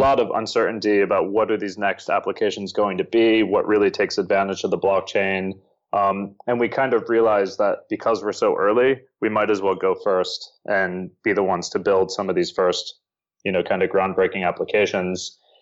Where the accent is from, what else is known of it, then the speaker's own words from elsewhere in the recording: Northern Virginia, United States; moved away as an adult; also born or lived in Bangkok, Thailand; now in Seoul, South Korea; I am from the U S, uh, in Northern Virginia, right outside of Washington, D C.